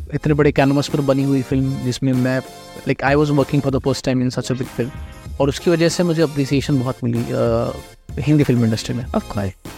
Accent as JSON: {"language": "Hindi", "town": "Nagpur", "region": "Maharashtra", "country": "India", "tie": "born or raised there", "also_born_or_lived": "Pune", "moved": "as an adult", "lives_now": "Mumbai, India", "said": "मैं नागपुर से हूँ uh, सारा चाइल्डहुड मेरा I like I was up in Nagpur"}